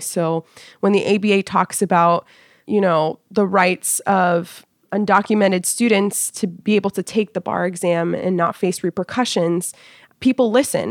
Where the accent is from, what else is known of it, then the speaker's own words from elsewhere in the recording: California, United States; moved away as an adult; now in Washington, D.C., United States; I was born and raised in California. I lived in Northern California till I was about twelve, and then I moved to Southern California